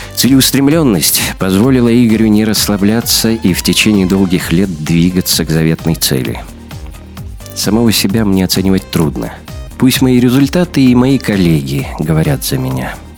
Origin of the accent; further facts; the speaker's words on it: Magadan, Magadan Oblast, Russia; moved away as an adult; also born or lived in Kyiv, Ukraine; now in Moscow, Russia; детство и юность провел в Магадане.